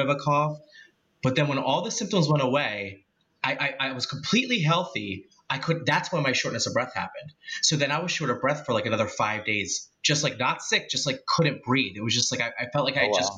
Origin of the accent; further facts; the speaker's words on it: Philadelphia, Pennsylvania, United States; a boy raised in Philly, originally the Northeast